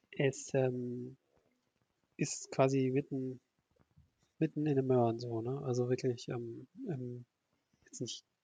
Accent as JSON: {"language": "German", "town": "Oberhausen", "region": "North Rhine-Westphalia", "country": "Germany", "said": "also für Ruhrgebietsverhältnisse, ich komme ja aus Oberhausen, da gibt es fünf Autobahnen in Oberhausen."}